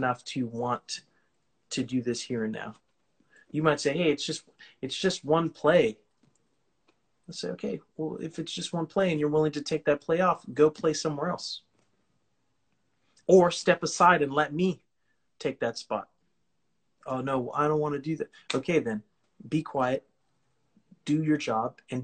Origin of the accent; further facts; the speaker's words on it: California, United States; I'm from California.